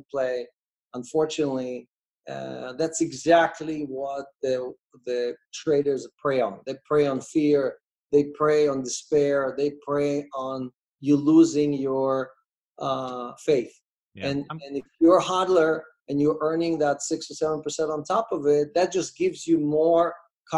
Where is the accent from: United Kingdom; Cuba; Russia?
Russia; moved away; I was born in Russia, in the USSR.